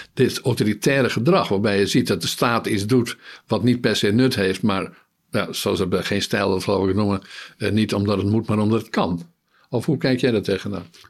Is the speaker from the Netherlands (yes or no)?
yes; Netherlands; wij dat als Nederlanders, als bevolking